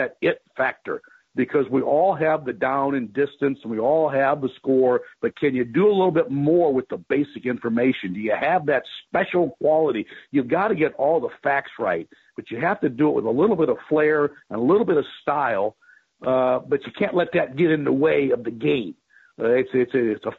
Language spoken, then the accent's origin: English; Chicago, Illinois, United States; now in Gainesville, United States; I grew up in the Chicago area